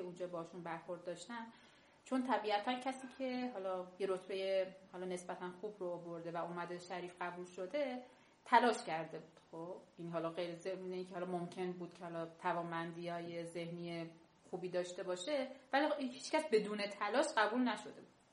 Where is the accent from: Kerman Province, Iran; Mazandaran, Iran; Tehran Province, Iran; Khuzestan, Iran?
Kerman Province, Iran; Kerman; moved away as an adult; اتفاقی که توی کرمان حالا من به عنوان یک شهرستانی برای من افتاده بود که من به شدت ضربه شهرستانی بودنم خوردم